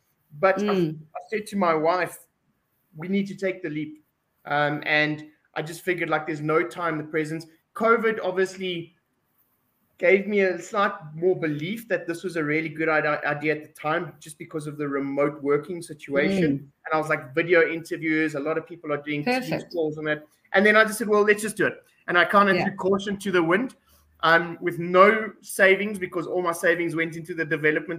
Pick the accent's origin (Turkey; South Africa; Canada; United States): South Africa; We're South African.